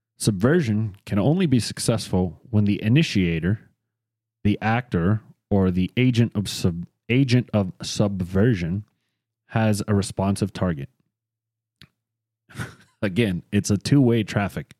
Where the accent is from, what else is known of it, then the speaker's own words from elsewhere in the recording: United States; we're American